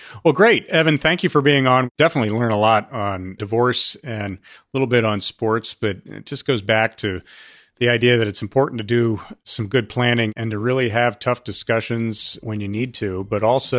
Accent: New York, United States; also born or lived in Durham, North Carolina; I grew up here in New York

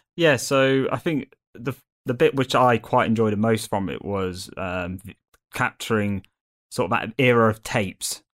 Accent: Derby, East Midlands, United Kingdom; I'm from Derby

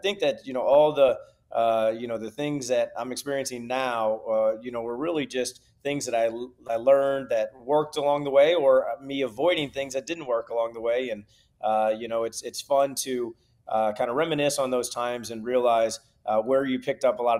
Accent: St. Louis, Missouri, United States; also born or lived in Nashville; growing up in St. Louis, you get, you know, all the seasons

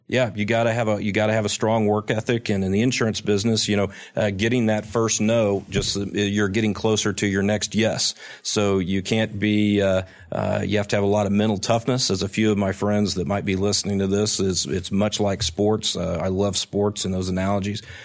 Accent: Tulsa, Oklahoma, United States; I grew up in Tulsa, Oklahoma

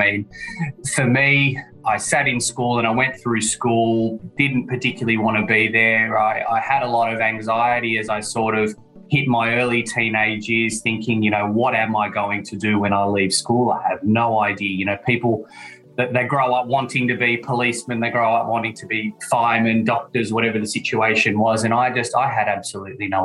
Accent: Sydney, New South Wales, Australia; I'm from Sydney, Australia, as your listeners could probably tell by the accent.

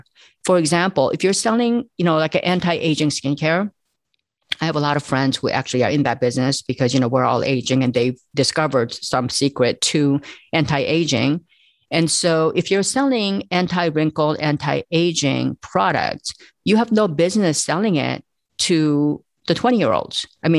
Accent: South Korea; moved away; I immigrated from South Korea.

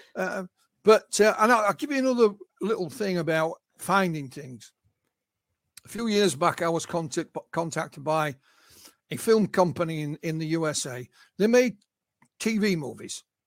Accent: Yorkshire and the Humber, United Kingdom; I'm a Yorkshireman. I'm born and bred in Yorkshire

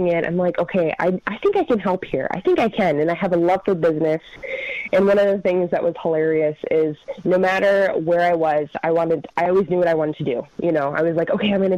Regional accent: Minnesota, United States; accent: northern; I grew up in Minnesota, and I grew up in a loving Christian family

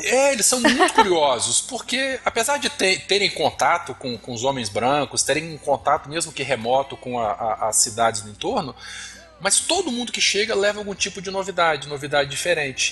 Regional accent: Vila Velha, Espírito Santo, Brazil; sou aqui do Espírito Santo, Vila Velha

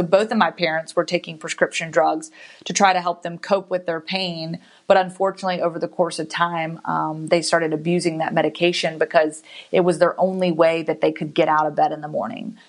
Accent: Giles County, Virginia, United States; moved away as an adult; also born or lived in Guantanamo Bay, Cuba; now in Birmingham, United States; I grew up around Virginia Tech

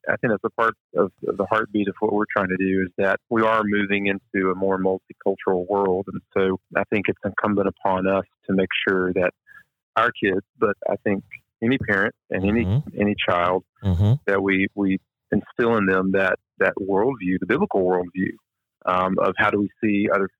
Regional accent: Deep South, United States; where growing up in the Deep South, we would say, oh, well, that's the way that population lives

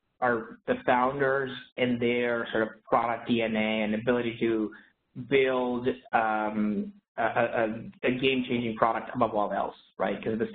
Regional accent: Canada; now in San Francisco, United States; I grew up in Canada

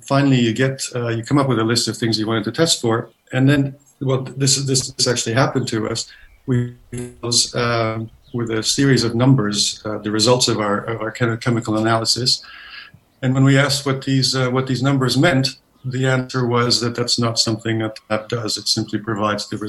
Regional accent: Canada; moved away as an adult; now in London, United Kingdom; I'm Canadian, not from the south of us. I moved to the UK about 20 odd years ago

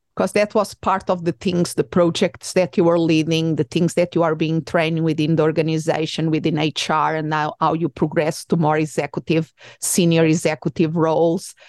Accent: Portugal; English is a second language; now in United States; I am originally from Portugal.

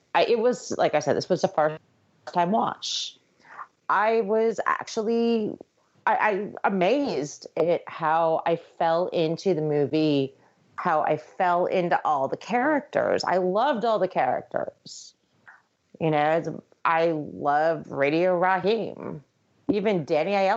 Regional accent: New York, United States; I'm from New York

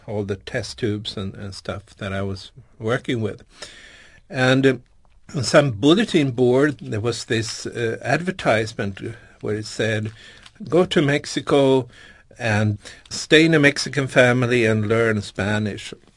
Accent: Stockholm, Stockholm County, Sweden; Born and raised in Stockholm

